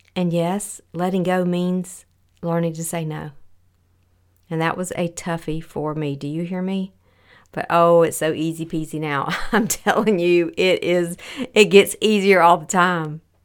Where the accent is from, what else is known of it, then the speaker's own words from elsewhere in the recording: the South, United States; raised in the South